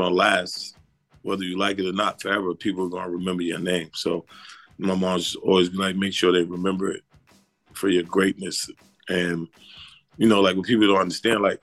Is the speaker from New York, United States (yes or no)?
yes; New York City, New York, United States; also born or lived in Brooklyn; I grew up when I moved from Brooklyn to Harlem, I grew up in a rich basketball place